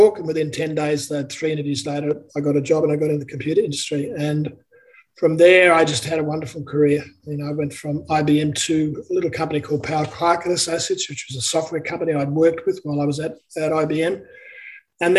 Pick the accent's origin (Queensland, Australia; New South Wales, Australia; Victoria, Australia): Queensland, Australia; Brisbane; also born or lived in Sydney / Melbourne; I was born in Brisbane